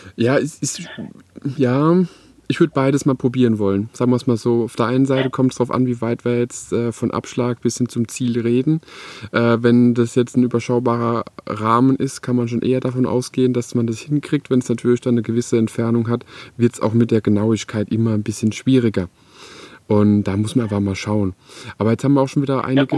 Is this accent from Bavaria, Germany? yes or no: no; Electoral Palatinate, Baden-Württemberg, Germany; in der Umgebung, wo ich, wo ich eben wohne und auch aufgewachsen bin in der Kurpfalz